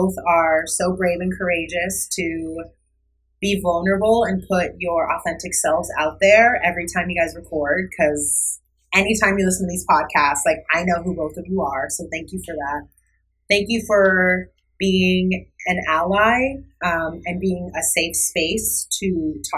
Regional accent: Chandler, Arizona, United States; moved away as an adult; also born or lived in Long Island, New York; now in New York, United States; if you know of Chandler, Arizona, that's where I grew up

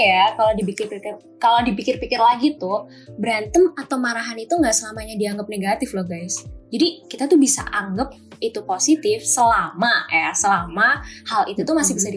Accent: Tulungagung, East Java, Indonesia; accent: medok (Javanese); aku asalnya dari Tulungagung, dan buat yang belum tahu Tulungagung itu di mana, dia itu ada di Jawa Timur. Jadi, aku itu asli Wong Jawa dan Wong Medok ya, Rek

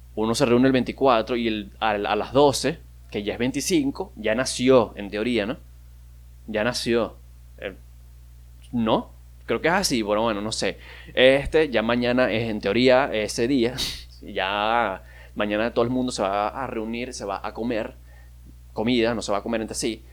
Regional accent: Maracaibo, Zulia, Venezuela; yo soy de Maracaibo, yo soy maracucho

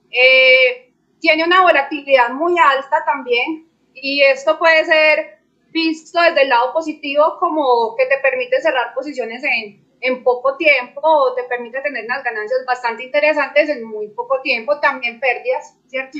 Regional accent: Medellín, Antioquia, Colombia; yo soy de Medellín, Colombia

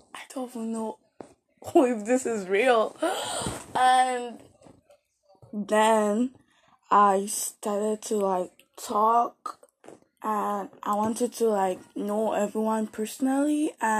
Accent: Nigeria; now in Canada; I came from Nigeria and to Canada

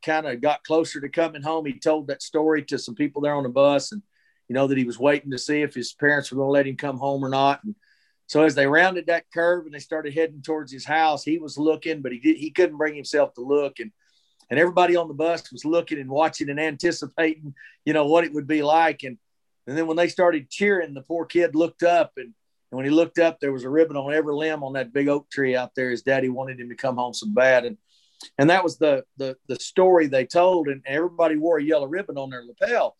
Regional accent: Texas, United States; I was born and raised here in Texas

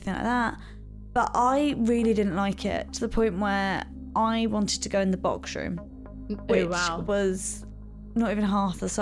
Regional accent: London, United Kingdom; I grew up in South East London, in a suburb, about 10 miles from the centre of London

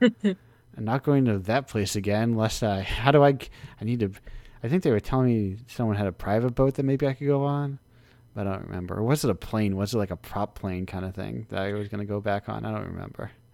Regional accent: United States; I'm an American in one of the little states.

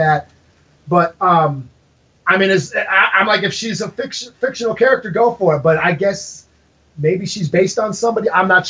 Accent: Minneapolis–Saint Paul, Minnesota, United States; here in Minnesota, I'm from Minnesota, the Twin Cities

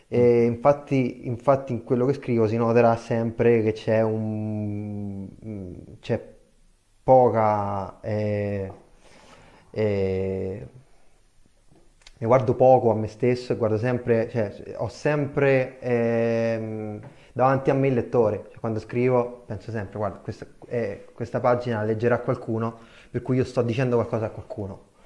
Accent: Tarquinia, Lazio, Italy; e poi all'improvviso nel mio paese, che io sono in un paesino in provincia di Viterbo, si chiama Tarquinia

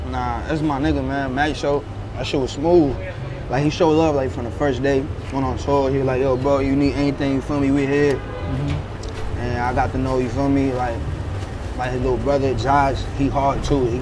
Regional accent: New York City, New York, United States; born or raised there; also born or lived in Puerto Rico

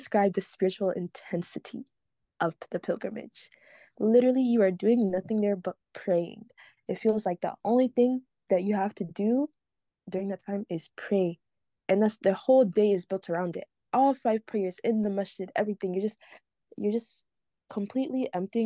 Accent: Prince George's County, Maryland, United States; I'm from PG County, Maryland.

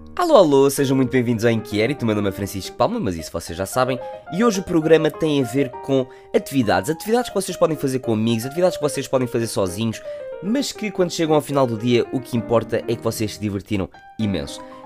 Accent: Portugal; como bons portugueses que somos

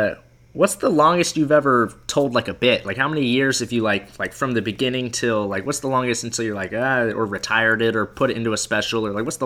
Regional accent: Florida, United States; moved away; Okay, well, I'm from Florida

